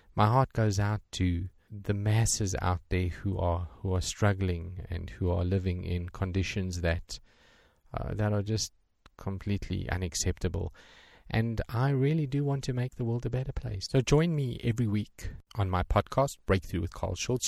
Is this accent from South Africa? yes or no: yes; South Africa; I'm from South Africa